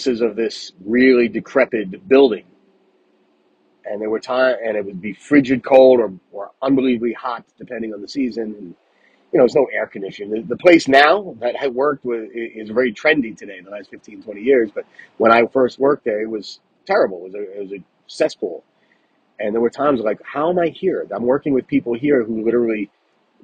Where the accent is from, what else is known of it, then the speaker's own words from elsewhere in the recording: Rockland County, New York, United States; also born or lived in Bronx, New York / Stony Brook, New York; I grew up in Rockland County after we moved from the Bronx